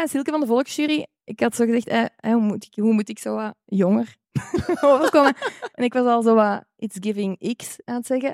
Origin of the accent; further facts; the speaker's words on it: Rotselaar, Flanders, Belgium; ik van Rotselaar ben, wat heel dicht bij aardschot ligt